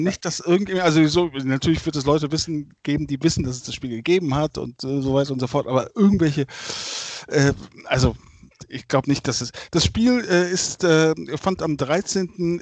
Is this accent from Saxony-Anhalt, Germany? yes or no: no; Bergisch Gladbach, North Rhine-Westphalia, Germany; ich bin groß geworden in Bergisch Gladbach